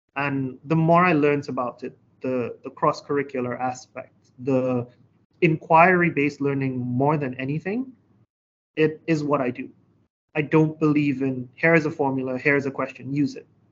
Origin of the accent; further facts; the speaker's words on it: Trinidad & Tobago; moved away as an adult; now in Hangzhou, China; I'm from beautiful Trinidad and Tobago.